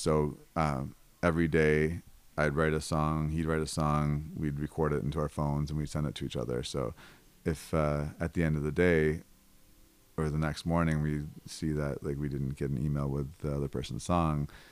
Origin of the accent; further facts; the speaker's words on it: Buffalo, New York, United States; also born or lived in Los Angeles, California; now in Senoia, United States; I'm originally from Buffalo, New York